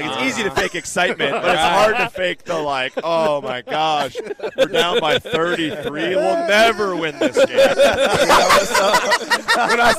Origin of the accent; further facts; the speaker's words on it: Minnesota, United States; I grew up listening to PA because I'm from Minnesota.